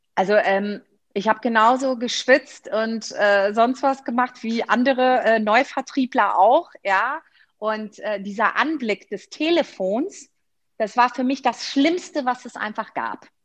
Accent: Rhineland, Germany; also born or lived in Greece; ich bin ja Rheinländerin

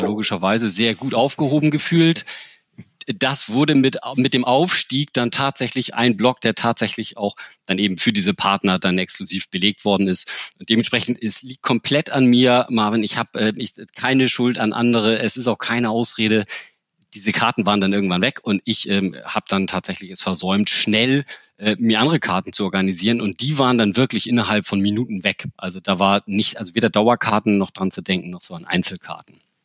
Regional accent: Hamburg, Germany; als Hamburger

